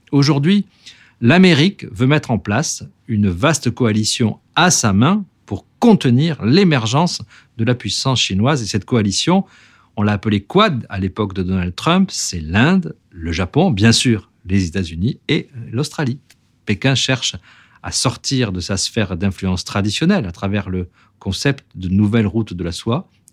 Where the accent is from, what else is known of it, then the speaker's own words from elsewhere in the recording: French Polynesia; chez nous, à Tahiti